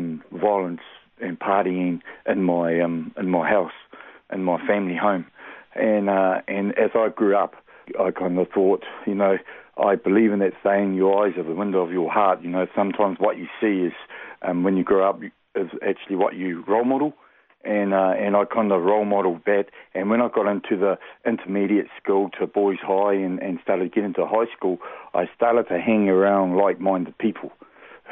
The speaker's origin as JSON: {"language": "English", "town": "Hastings", "region": "Hawke's Bay", "country": "New Zealand", "tie": "born or raised there", "also_born_or_lived": "Australia / United States", "said": "I was born in Hawke's Bay. I'm always been a... Been a Kiwi dude, as you know, born and bred here."}